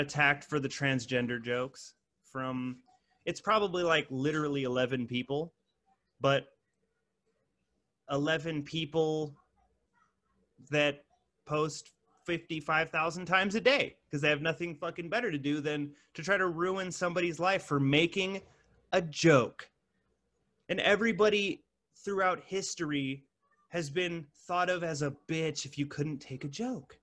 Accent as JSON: {"language": "English", "region": "California", "country": "United States", "moved": "yes", "lives_now": "Arizona, United States", "said": "I live in Arizona now. But I'm from California"}